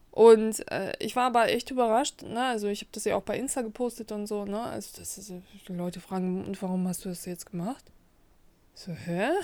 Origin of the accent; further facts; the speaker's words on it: Kazakhstan; now in Germany; ich komme ja nicht aus Russland, ich komme aus Kasachstan